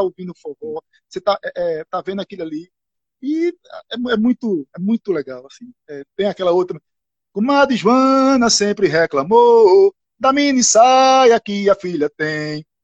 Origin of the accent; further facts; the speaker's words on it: Itacaratu, Pernambuco, Brazil; also born or lived in Floresta; Eu nasci em Floresta, me criei em Itacaratu